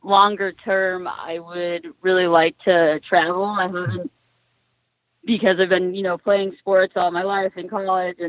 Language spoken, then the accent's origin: English; Cape Cod, Massachusetts, United States; now in Boston, United States; I grew up in Cape Cod, so, you know, I was on the Cape Cod hockey team